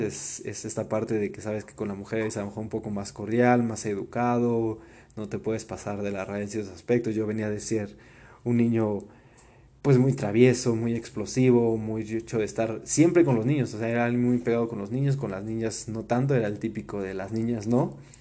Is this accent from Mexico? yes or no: yes; Puebla, Mexico; also born or lived in Germany; de ahí nos venimos a Puebla, donde todavía entra al kinder a un colegio alemán que se llama Colegio Humboldt, aquí en Puebla